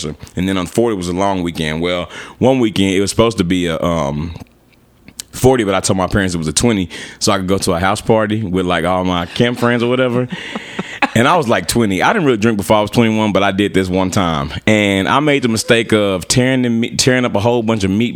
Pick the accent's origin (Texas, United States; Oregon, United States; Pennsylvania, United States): Texas, United States; I'm born and raised in Texas